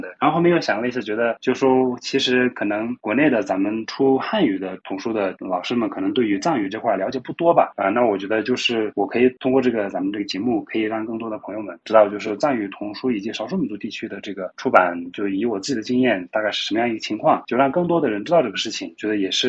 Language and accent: Chinese; Shigatse, Tibet, China; now in Lhasa, China; 从日喀则我老家呀、山南呀别的地方过来